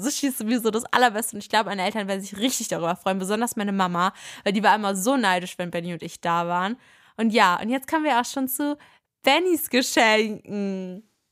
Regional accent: Berlin, Germany; wir kommen ja aus Berlin, wir wohnen hier

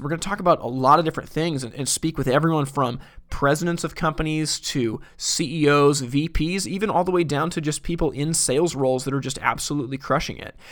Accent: Portland, Oregon, United States; I'm from Portland, Oregon

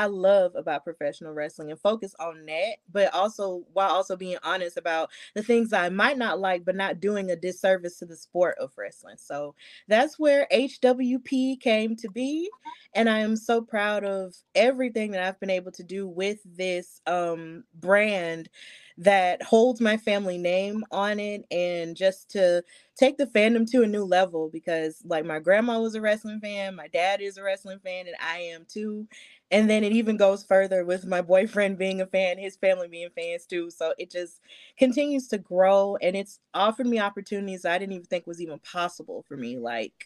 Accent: Birmingham, Alabama, United States; I'm from Birmingham, Alabama. So I was raised knowing the value of standing up for others

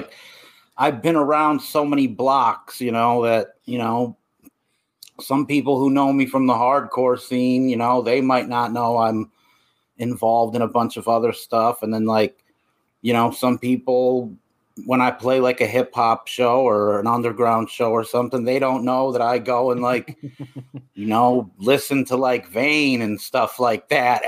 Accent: Connecticut, United States; now in California, United States; I'm from Connecticut originally

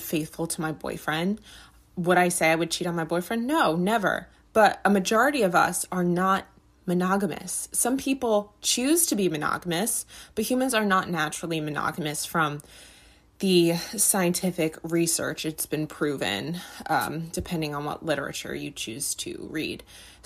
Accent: United States; And I am American, obviously. I was born in America, but my grandparents were not from America.

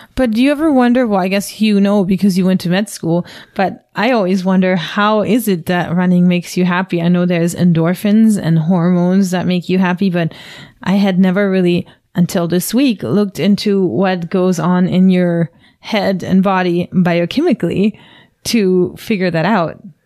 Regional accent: Germany; now in United States; I'm from Germany and growing up there, you didn't really go see a doctor

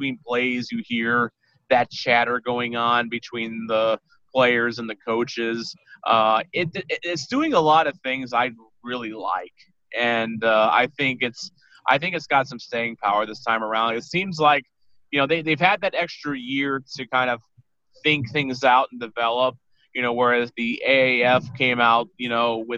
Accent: St. Louis, Missouri, United States; as a St. Louisan

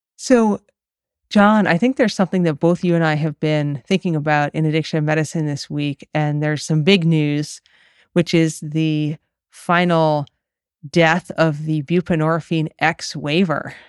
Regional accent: Massachusetts, United States; I'm from Massachusetts

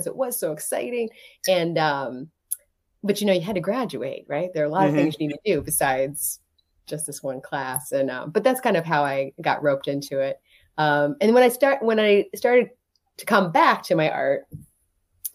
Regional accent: near Columbus, Ohio, United States; moved away as an adult; also born or lived in New York City; now in Elm Grove, United States; I grew up in Ohio

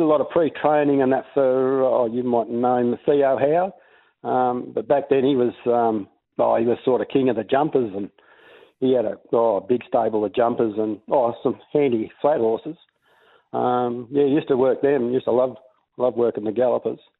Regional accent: Mornington, Victoria, Australia; I was born in Mornington. We had a bit of a farm down there

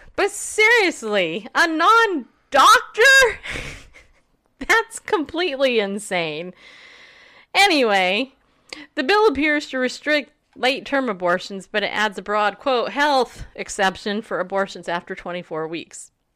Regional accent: California, United States; also born or lived in New York; now in Middle Tennessee, United States; Grew up in California

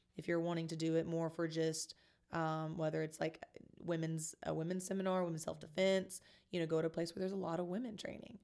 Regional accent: Kentucky, United States; moved away as an adult; also born or lived in Columbus / Chicago; now in San Antonio, United States; I originally grew up in a small town in Kentucky

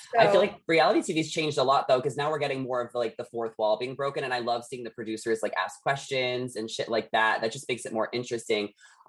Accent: Dix Hills, New York, United States; now in Los Angeles, United States; I grew up in Long Island, but now I'm in Los Angeles.

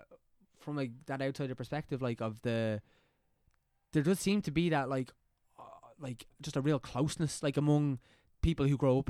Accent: County Meath, Ireland; I think it is because I'm from Mead.

